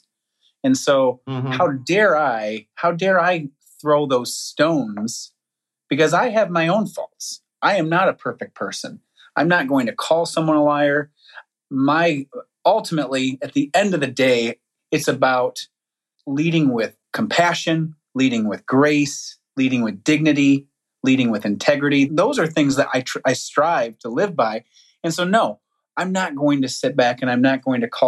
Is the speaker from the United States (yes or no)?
yes; United States; we're all Americans, or, you know, we're all from the United States